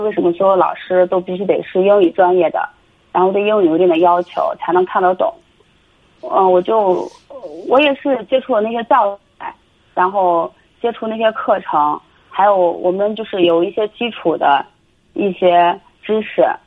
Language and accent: Chinese; Shaanxi, China; 我今年二十八，我是陕西的